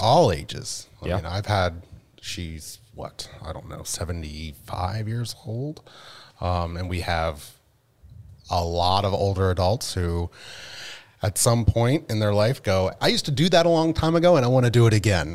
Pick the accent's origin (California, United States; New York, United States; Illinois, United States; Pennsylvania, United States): Pennsylvania, United States; Penn State; moved away as an adult; I'm originally from Penn State.